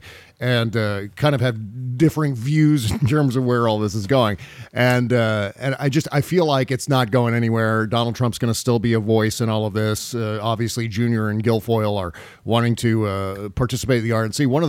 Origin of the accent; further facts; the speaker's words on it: Washington, District of Columbia, United States; I grew up in Washington, D.C., in this area, and watching Channel 4, the NBC affiliate here in Washington